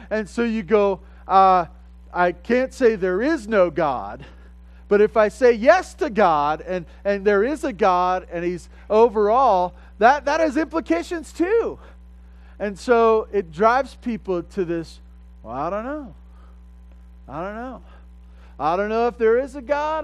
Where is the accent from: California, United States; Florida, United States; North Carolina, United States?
California, United States; Southern; growing up in Southern California